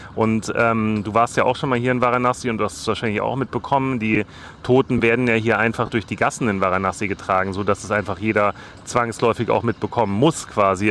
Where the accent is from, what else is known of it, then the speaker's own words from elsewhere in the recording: Germany; als Deutscher, als Europäer